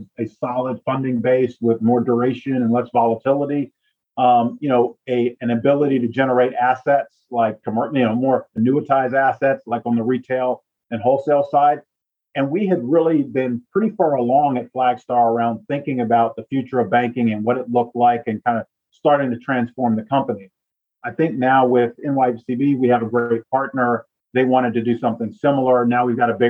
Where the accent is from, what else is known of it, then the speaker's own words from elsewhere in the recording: Northeast, United States; moved away as an adult; also born or lived in Southeast, United States; I was born in the Northeast and my adult career was in the Southeast